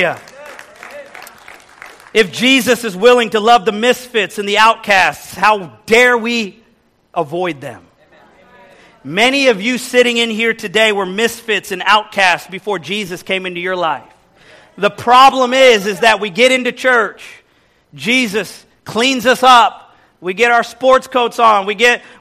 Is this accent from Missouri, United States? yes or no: yes; Kansas City, Missouri, United States; moved away as an adult; also born or lived in Texas; now in New York City, United States; growing up in Midwest Kansas City, Missouri.